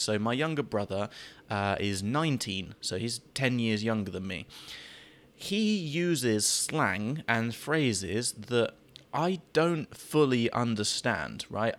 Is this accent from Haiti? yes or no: no; United Kingdom; I'm British